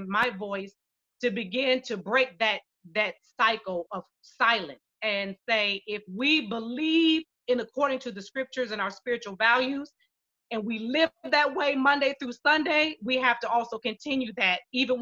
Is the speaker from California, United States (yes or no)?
no; Shaker Heights, Ohio, United States; I grew up in Shaker